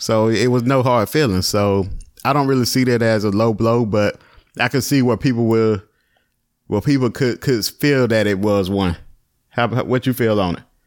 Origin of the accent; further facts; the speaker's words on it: Virginia, United States; I'm from Virginia